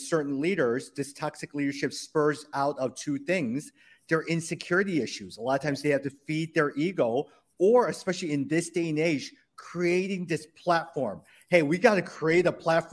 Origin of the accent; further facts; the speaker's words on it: United States; As Asian American